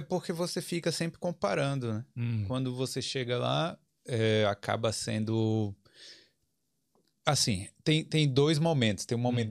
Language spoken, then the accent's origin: Portuguese; Brazil; now in Ireland; eu, brasileiro